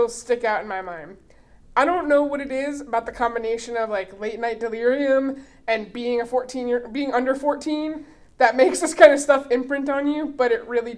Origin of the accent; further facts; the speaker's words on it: South Florida, United States; I'm from South Florida, which could arguably be considered Grift City, USA